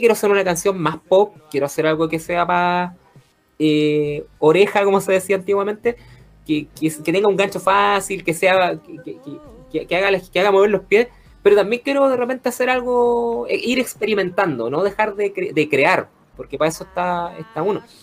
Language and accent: Spanish; Chile; los, chilenos que escuchamos o que hemos escuchado radio